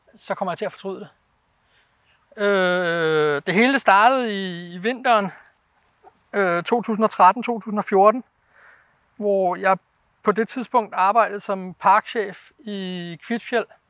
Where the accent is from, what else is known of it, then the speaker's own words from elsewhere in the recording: Denmark; moved away as an adult; now in Norway; jeg var dansker